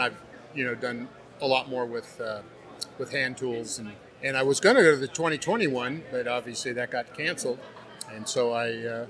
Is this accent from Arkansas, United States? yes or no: yes; Conway, Arkansas, United States; Conway, Arkansas.